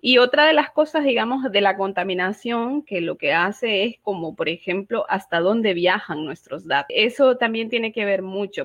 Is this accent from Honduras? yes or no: yes; Honduras; soy activista, feminista, hondureña, catracha, como dicen en, en Honduras